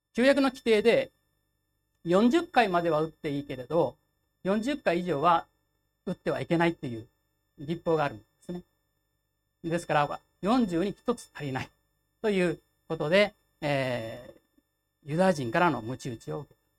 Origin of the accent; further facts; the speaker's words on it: Kochi, Japan; moved away; 私の実家が高知にありますけども、まあ、ここからだいたい900キロですね。